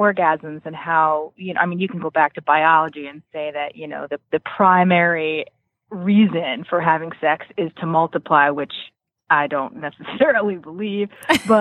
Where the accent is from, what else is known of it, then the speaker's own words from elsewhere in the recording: New Milford, Connecticut, United States; I'm from New Milford, Connecticut. So it's about 20 minutes from Danbury